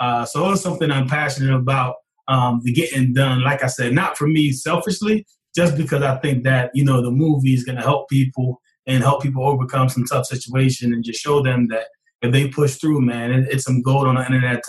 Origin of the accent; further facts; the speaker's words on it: Glassboro, New Jersey, United States; my hometown of Glassboro, New Jersey.